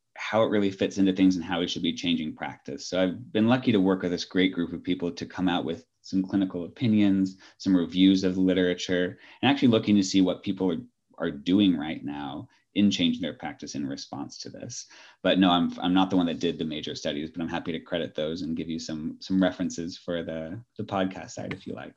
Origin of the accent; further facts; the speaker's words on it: Los Angeles, California, United States; moved away as an adult; also born or lived in Bay Area, California / Ireland / New York; now in Atlanta, United States; I'm originally from Southern California, Los Angeles area.